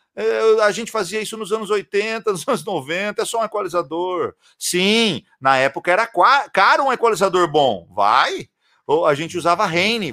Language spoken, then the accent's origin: Portuguese; interior of São Paulo, Brazil; eu sou de, do interior de São Paulo